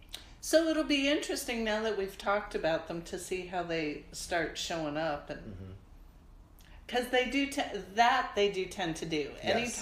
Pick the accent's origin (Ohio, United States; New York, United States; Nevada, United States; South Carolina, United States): Nevada, United States; Las Vegas; now in Pacific Northwest, United States; I grew up in Las Vegas